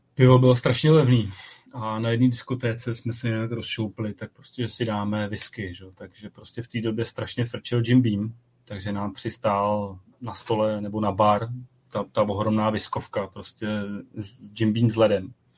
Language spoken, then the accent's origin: Czech; South Bohemian Region, Czechia; já jsem z Jihu Čech